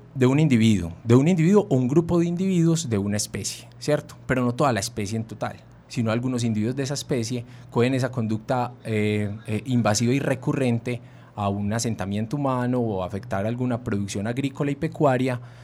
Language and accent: Spanish; Antioquia, Colombia; Si somos antioqueños